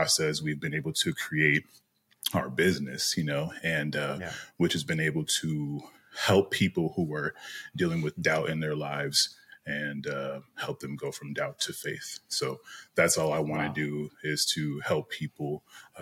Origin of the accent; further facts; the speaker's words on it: Minneapolis, Minnesota, United States; moved away as an adult; now in California, United States; I was born and raised in Minneapolis, Minnesota